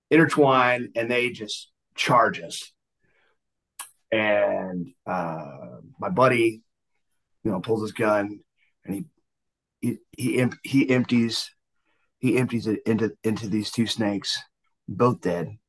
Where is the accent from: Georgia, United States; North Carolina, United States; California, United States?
Georgia, United States; outskirts of Atlanta; also born or lived in Greenville, South Carolina / Florida; now in Texas, United States; I was born in uh, Greenville, South Carolina. Uh, grew up in Georgia, um, around the outskirts of Atlanta, and then uh, moved down to Florida.